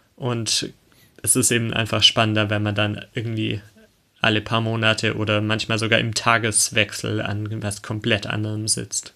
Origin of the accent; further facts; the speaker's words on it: Arnach, Baden-Württemberg, Germany; ich komme aus Arnach, ein 2000-Leute-Dorf in Baden-Württemberg